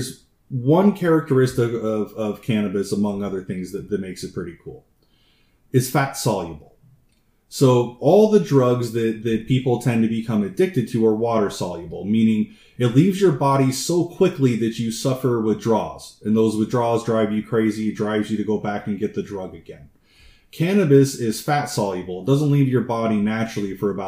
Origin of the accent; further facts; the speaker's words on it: United States; as an American